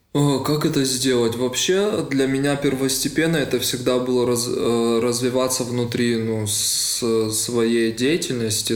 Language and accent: Russian; Vladikavkaz, North Ossetia–Alania, Russia; moved away as an adult; now in Moscow, Russia; он мой э, так, земляк, мы из Владикавказа